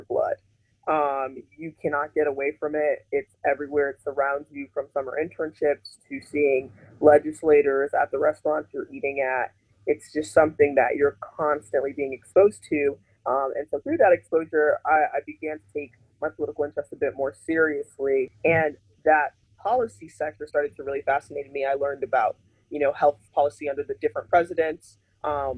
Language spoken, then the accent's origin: English; Miami, Florida, United States; I was born in Miami, which there's a huge Haitian community. And so I was really cradled in that growing up